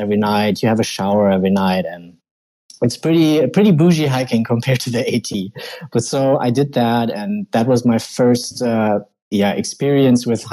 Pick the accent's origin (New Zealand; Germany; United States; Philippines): Germany; western Germany; English is a second language; I'm from Germany, Western Germany, very close to the Netherlands.